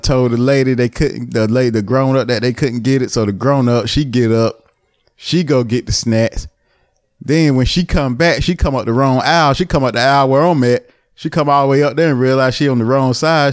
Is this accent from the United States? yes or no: yes; the town next to Albemarle, North Carolina, United States; my hometown. Well, not my hometown, the next town over, Albemarle